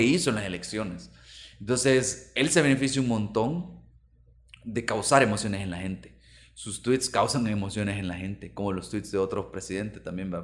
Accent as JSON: {"language": "Spanish", "town": "Santa Tecla", "region": "La Libertad", "country": "El Salvador", "said": "Yo soy de Santa Tecla"}